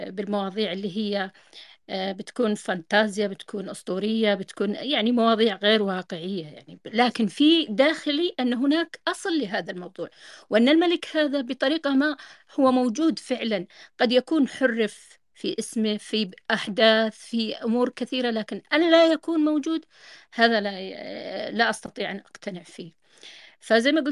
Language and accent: Arabic; Yemen; أنا يمنية بس خارجة بر يعني عايشة طوال عمري يعني برا مولودة برا